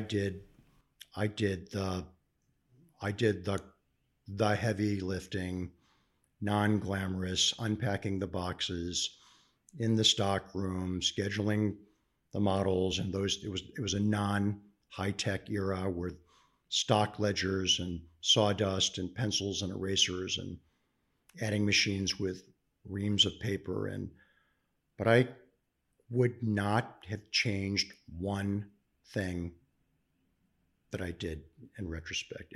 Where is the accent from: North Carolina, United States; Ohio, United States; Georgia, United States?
Ohio, United States; Cleveland; born and raised in Cleveland, Ohio